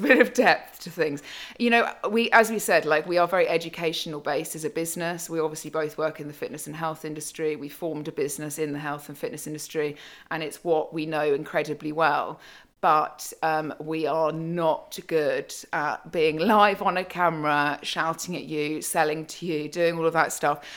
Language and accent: English; United Kingdom; also born or lived in London; I'm born, bred British, um, and have lived in London for many years